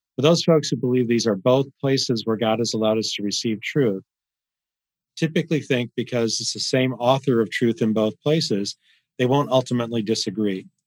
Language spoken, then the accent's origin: English; Michigan, United States; I grew up in the Midwest, small blue collar family. Uh, but it was an unusual town, about uh, 12,000 townspeople in this small Michigan town